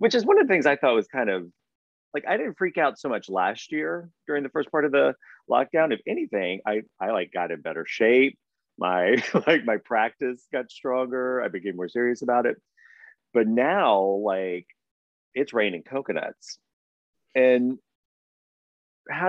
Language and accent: English; Southeast Coast, United States; I grew up on the Southeast Coast